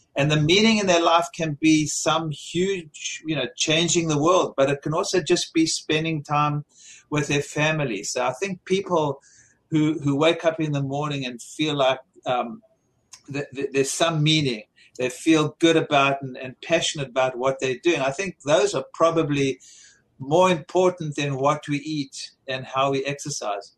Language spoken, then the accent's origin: English; South Africa; born or raised there; moved away